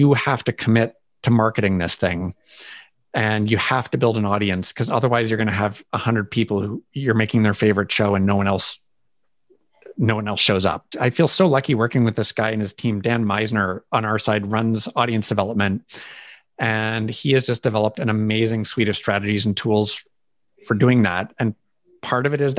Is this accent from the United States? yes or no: no; Canada; I'm Canadian